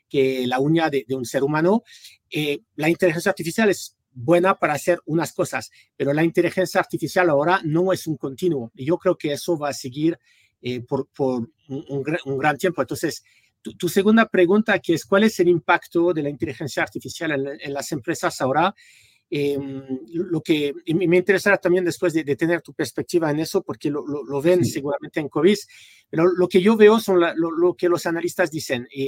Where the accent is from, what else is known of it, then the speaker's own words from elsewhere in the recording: France; Spanish is a second language; also born or lived in United States; eh, soy francés originalmente, pero bueno, casi toda mi vida la viví en los Estados Unidos. Eh, estudié en, en California